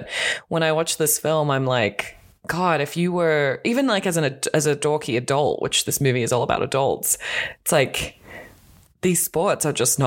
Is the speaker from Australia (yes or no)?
yes; Australia; moved away; I'm Australian, as you can tell if you've listened to any podcast or the sound of my voice